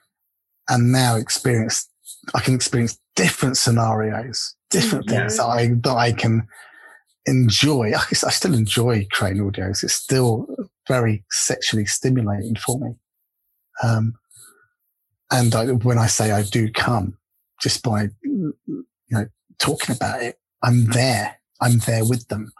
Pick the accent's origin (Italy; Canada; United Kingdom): United Kingdom; England; accent: English; there's little old me from England, with my little English accent.